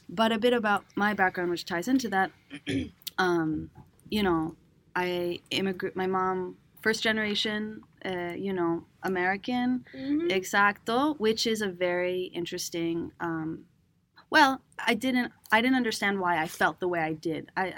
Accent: Venezuela; also born or lived in Cambridge, United States; send me back to Venezuela, because I moved out of there when I was around 6, 7 to the States again. I was born in Cambridge in Boston because my mom wanted citizenship.

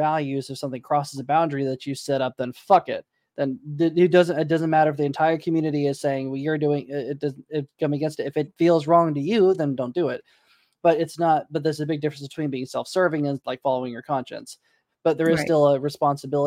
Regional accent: Tulsa, Oklahoma, United States; My hometown, Tulsa, Oklahoma

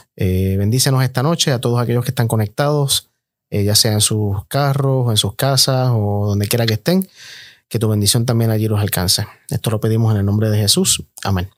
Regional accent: Bayamón, Puerto Rico; el acento me delata, obviamente. Soy eh, puertorriqueño, nacido en Bayamón

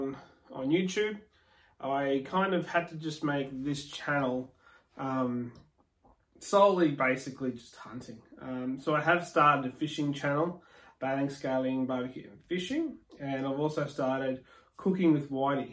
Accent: Muttaburra, Queensland, Australia; also born or lived in Barcaldine; Mum and dad were out in central Queensland in a town called Mutterborough

